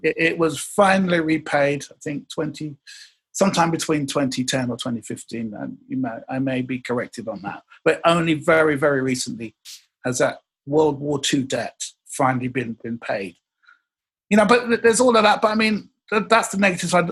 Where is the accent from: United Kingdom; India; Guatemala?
United Kingdom; England; I'm from England. But the one thing that we learned in England